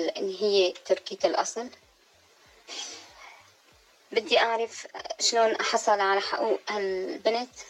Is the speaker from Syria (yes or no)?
yes; Syria; now in Turkey; أنا سيدة سورية